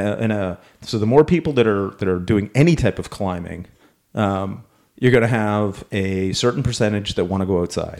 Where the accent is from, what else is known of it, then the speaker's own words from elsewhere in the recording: Canada; we're Canadian